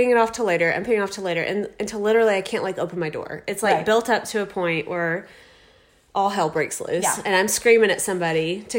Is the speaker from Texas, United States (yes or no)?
yes; Texas, United States; Yeah. I'm a Texan, remember?